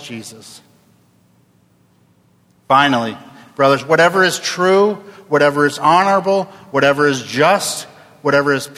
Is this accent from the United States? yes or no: yes; Oregon, United States; also born or lived in Jackson, Tennessee; I was born and raised in Oregon